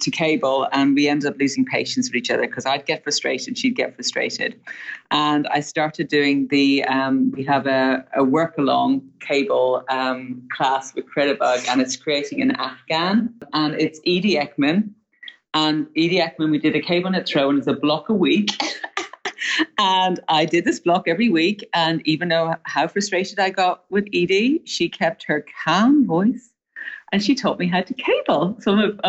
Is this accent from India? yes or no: no; Ireland; now in United States